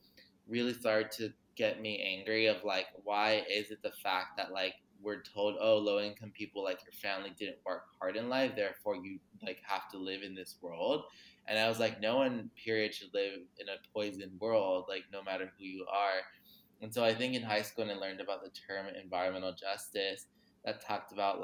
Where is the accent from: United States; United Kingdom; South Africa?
United States; Los Angeles, California; I grew up in Los Angeles, California, known as Tongvalan